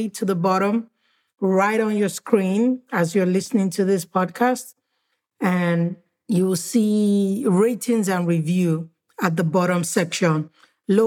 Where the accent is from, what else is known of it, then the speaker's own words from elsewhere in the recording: Nigeria; When I was growing up in Nigeria